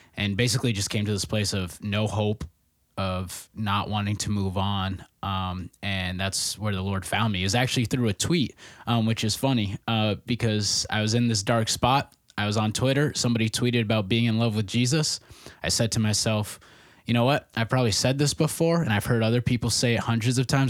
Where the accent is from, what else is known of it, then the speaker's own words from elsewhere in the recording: Nebraska, United States; moved away as an adult; also born or lived in Minneapolis, Minnesota / Hastings, Minnesota; I'm originally from Nebraska, where my dad is a pastor